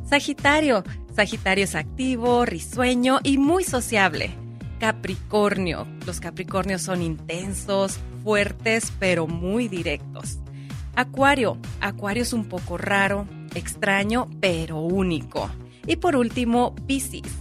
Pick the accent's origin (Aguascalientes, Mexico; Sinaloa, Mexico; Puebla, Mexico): Sinaloa, Mexico; Navolato; Nabolato, Sinaloa.